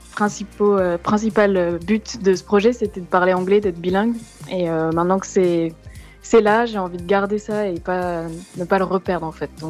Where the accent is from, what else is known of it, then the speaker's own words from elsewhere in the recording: France; ou les petites fautes qu'on fait parce qu'on est français.